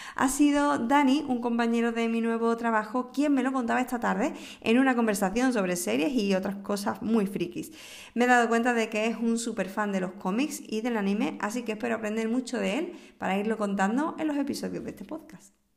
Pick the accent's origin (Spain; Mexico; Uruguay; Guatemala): Spain; Moguer, Andalusia; el Nobel de Moguer de mi tierra